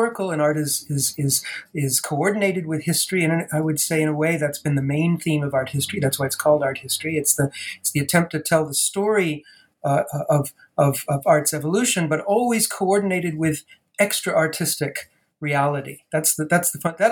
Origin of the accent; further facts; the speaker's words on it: Providence, Rhode Island, United States; also born or lived in Boston, Massachusetts; I actually grew up in Providence, Rhode Island